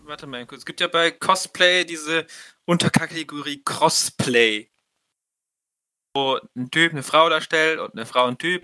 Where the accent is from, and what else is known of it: Germany